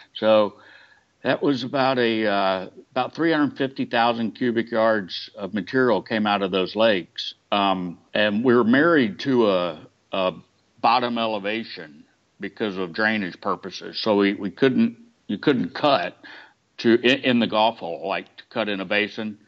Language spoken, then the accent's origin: English; Georgia, United States; moved away; I'm from Georgia, so I was visiting family in Georgia